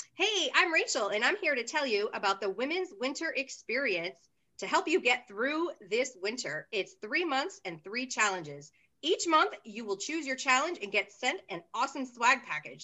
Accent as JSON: {"language": "English", "region": "Midwest", "country": "United States", "also_born_or_lived": "Los Angeles", "moved": "yes", "lives_now": "Atlanta, United States", "said": "So, I am from the Midwest"}